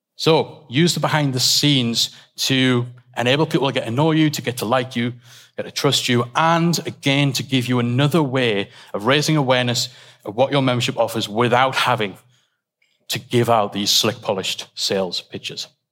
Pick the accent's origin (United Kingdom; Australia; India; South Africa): United Kingdom; England; we're all English